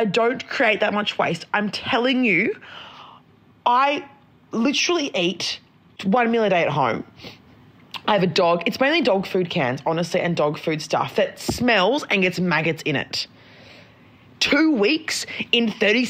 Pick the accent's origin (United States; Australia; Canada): Australia; Brisbane, Queensland; moved away; also born or lived in Northern Rivers; I'm not from Sydney. Like, I'm from Brisbane. I'm used to mozzies. Mum has, like, water dragons by her pool. We had a snake living in the roof when I was growing up